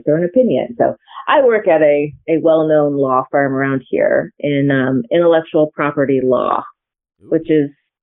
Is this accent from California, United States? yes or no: yes; Santa Barbara, California, United States; moved away as an adult; also born or lived in Cleveland; now in Kansas City, United States; I am actually originally from Santa Barbara, California